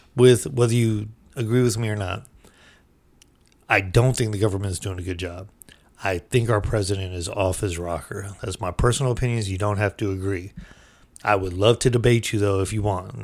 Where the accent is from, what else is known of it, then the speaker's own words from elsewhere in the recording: United States; being American